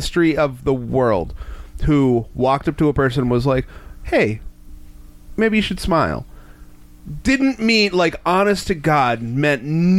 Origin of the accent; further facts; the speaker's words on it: Delaware, United States; I'm from Delaware. I'm from Delaware. That's below the Mason-Dixon line. That's the South.